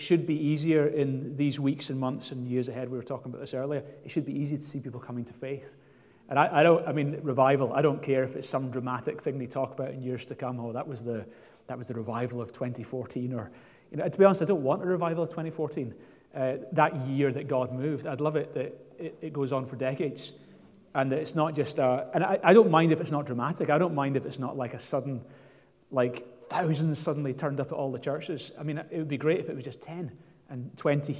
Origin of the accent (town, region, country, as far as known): Scotland, United Kingdom